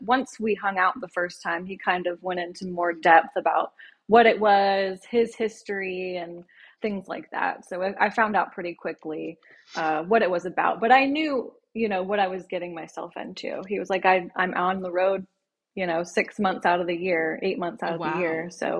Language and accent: English; Louisville, Kentucky, United States; also born or lived in Washington, D.C. / Birmingham, Alabama; So we live in Louisville, Kentucky now, but I'm one of six. I was born in Washington, D.C. My dad was in the military, so we all grew up in Louisville.